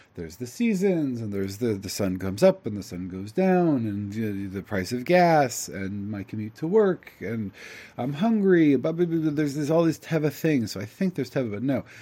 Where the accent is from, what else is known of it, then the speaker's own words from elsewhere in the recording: United States; I'm an Ashkenazi from America.